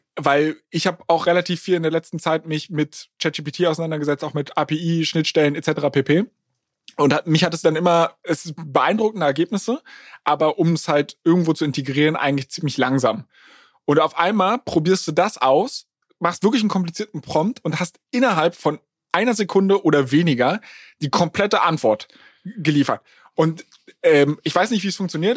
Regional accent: Berlin, Germany; now in Hamburg, Germany; ich komme ja ursprünglich aus Berlin

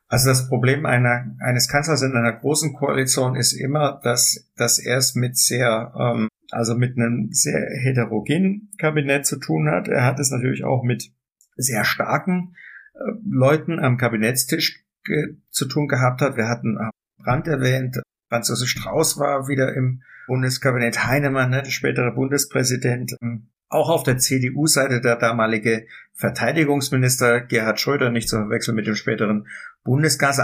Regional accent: Germany; wir als Deutsche, wir als Nation

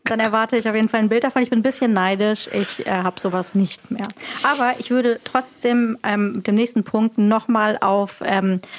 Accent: Marburg, Hesse, Germany; Ich bin sowas von in Marburg geboren und in Marburg immer gewohnt und aufgewachsen, auch nicht in einem Dorf oder Stadtteil.

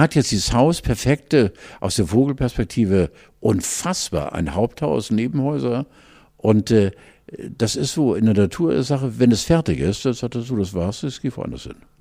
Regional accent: Hamburg, Germany; wir als Hamburger

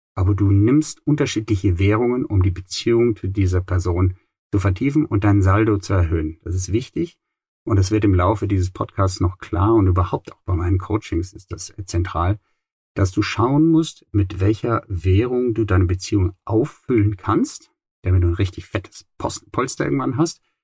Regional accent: Rhineland, Germany; Im Rheinland, wo ich aufgewachsen bin

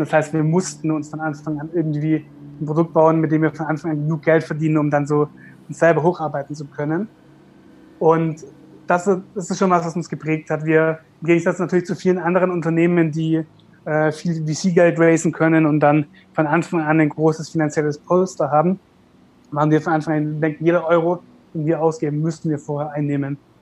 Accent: Karlsruhe, Baden-Württemberg, Germany; wir kommen ja aus Karlsruhe, Süddeutschland

